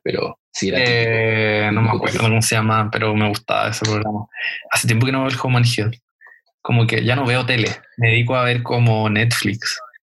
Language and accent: Spanish; Chile; nuestra, nuestra historia como chileno